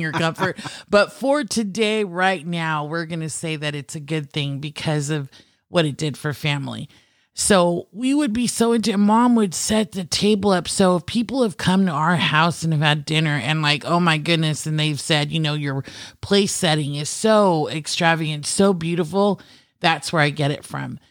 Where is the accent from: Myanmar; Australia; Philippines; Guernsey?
Philippines; being Filipino, cooking and food is a huge Everything. part of my culture